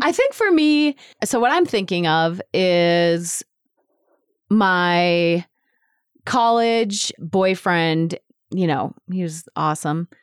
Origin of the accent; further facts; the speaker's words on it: United States; our identity as an American